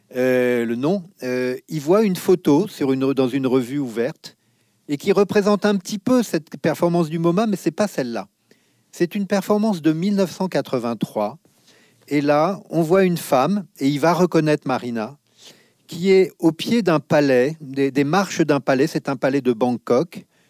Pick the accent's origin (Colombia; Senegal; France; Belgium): France; Nieul-sur-Mer, Nouvelle-Aquitaine; quand j'étais enfant à Niol-sur-Mer, à côté de La Rochelle